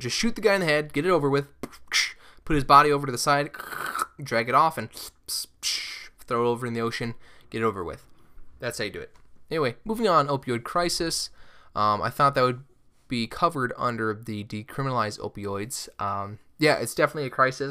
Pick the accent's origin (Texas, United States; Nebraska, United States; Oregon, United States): Nebraska, United States; Omaha; I'm from Omaha, Nebraska